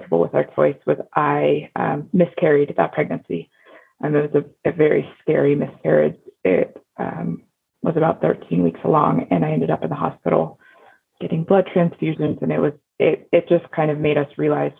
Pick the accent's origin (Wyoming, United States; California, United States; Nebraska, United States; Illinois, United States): Wyoming, United States; Cody; moved away; also born or lived in Houston, Texas; We're going to move back to where I grew up in Cody, Wyoming